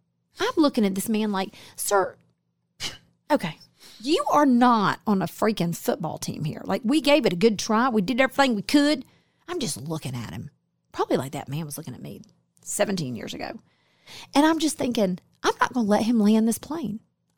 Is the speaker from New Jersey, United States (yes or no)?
yes; New Jersey, United States; We grew up together in New Jersey.